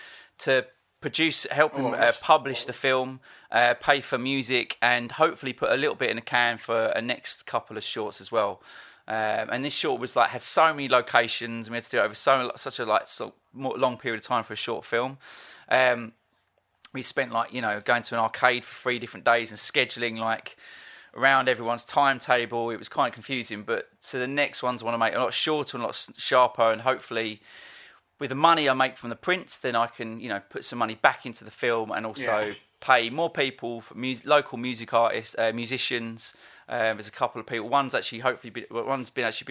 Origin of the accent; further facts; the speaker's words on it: Essex, East of England, United Kingdom; a boy growing up in Essex